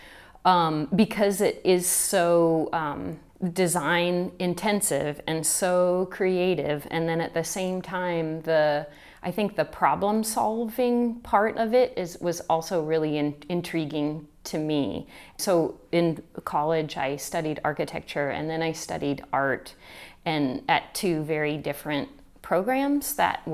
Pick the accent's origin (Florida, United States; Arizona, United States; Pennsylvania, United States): Arizona, United States; I grew up in Arizona